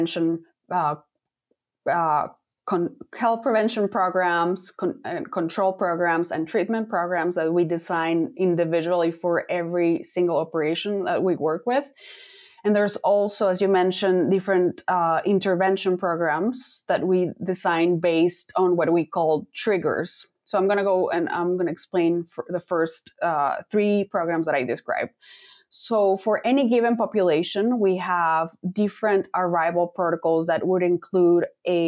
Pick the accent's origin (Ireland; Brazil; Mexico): Mexico; Mexico City; moved away as an adult; also born or lived in Kansas / Iowa; Was born and raised in one of the largest cities in the world. I'm from Mexico City, and I went to veterinary school there.